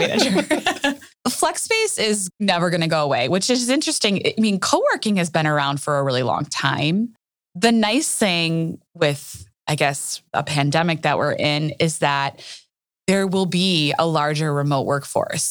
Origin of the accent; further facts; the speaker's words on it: Wauwatosa, Wisconsin, United States; also born or lived in Minneapolis, Minnesota; I am a Wauwatosa native, Wauwatosa, Wisconsin